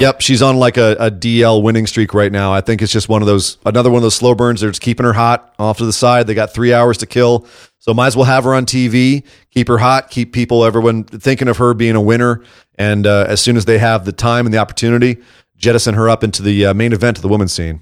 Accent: Scotland, United Kingdom; as a Scot

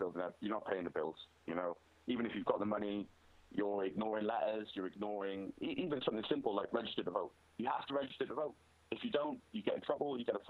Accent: Wales, United Kingdom; I'm Welsh

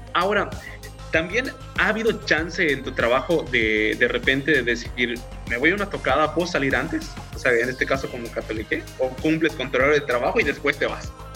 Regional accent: Yucatán, Mexico; como yucatecos y las personas que no están de Yucatán, pues bueno, nos sentimos súper orgullosos

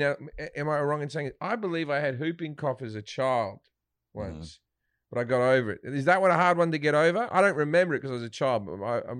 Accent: Australia; Australian. Yeah, I'm like, I'm Australian. I'm just come from Australia.

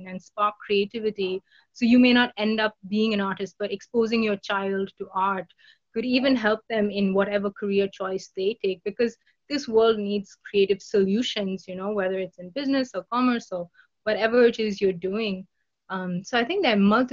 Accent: Kolkata, West Bengal, India; it's my hometown

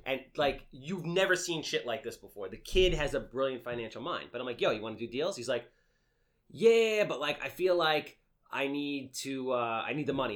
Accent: New York City, New York, United States; I was born in Canarsie

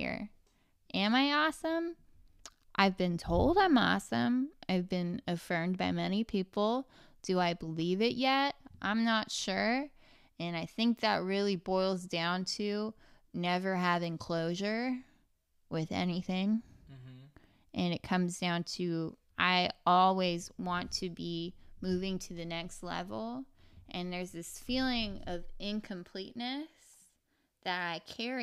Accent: California, United States; born or raised there; also born or lived in Santa Ana, California / Garden Grove, California / Huntington Beach, California

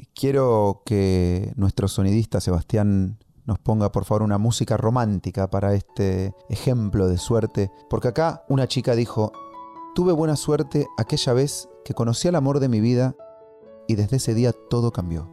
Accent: Argentina; Es mi ego argentino

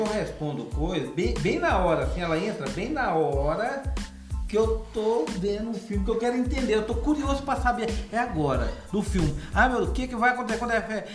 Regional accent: Goiânia, Goiás, Brazil; aqui em Goiânia, eu sou goiano

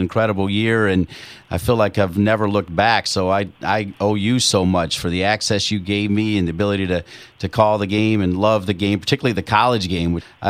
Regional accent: Ohio, United States; now in Cary, United States; growing up around Ohio

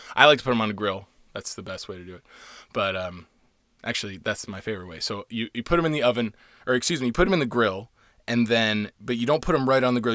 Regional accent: Florida, United States; now in Los Angeles, United States; I'm half Puerto Rican and I'm from Florida

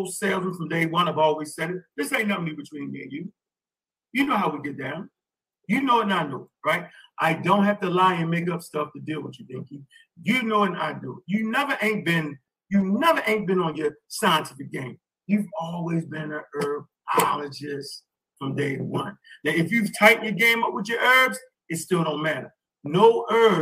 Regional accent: Baltimore, Maryland, United States; I'm from Baltimore

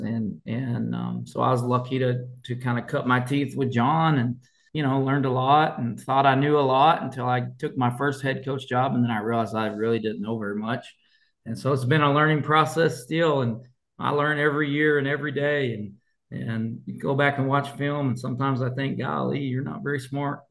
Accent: Colorado, United States; moved away; I grew up in Colorado at Revere High School

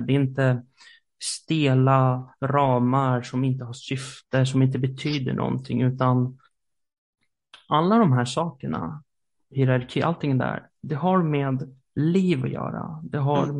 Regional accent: Sweden; i Sverige som svenskar

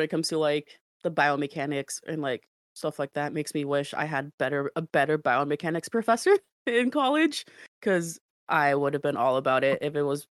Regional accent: United States; I grew up in the States

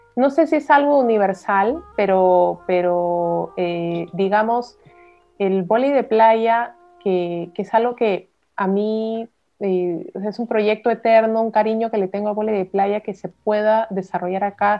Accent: Peru; soy peruana

